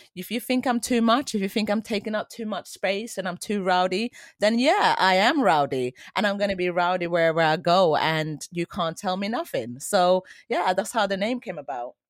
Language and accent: English; Sweden; moved away; also born or lived in Colombia; I grew up in Sweden in the eighties.